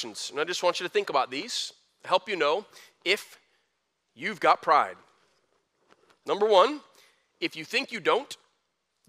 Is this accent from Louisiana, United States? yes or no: no; Flint, Michigan, United States; I was a kid from Flint, graduated high school with a 2.5